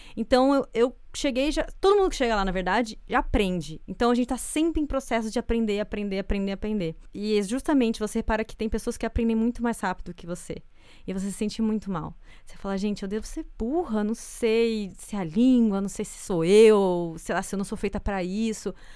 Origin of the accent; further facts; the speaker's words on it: Brazil; moved away as an adult; now in Canada; sou brasileira